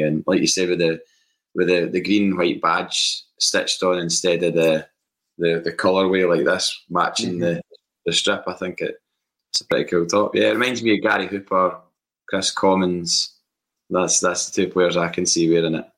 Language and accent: English; Bathgate, Scotland, United Kingdom; I grew up in Bathgate